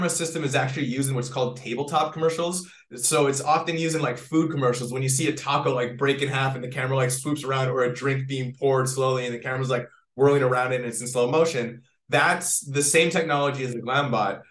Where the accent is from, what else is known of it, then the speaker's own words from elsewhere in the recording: Canada; moved away as an adult; now in Los Angeles, United States; I am from Canada. I moved to LA many, many years ago